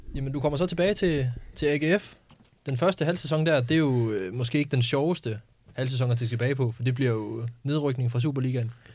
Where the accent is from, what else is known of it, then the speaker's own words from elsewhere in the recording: Skive, Central Denmark Region, Denmark; kommer jeg selv fra Skive